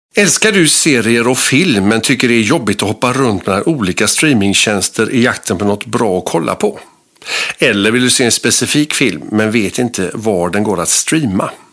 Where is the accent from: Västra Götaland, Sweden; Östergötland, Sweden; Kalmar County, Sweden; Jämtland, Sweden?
Västra Götaland, Sweden; Gothenburg; som göteborgare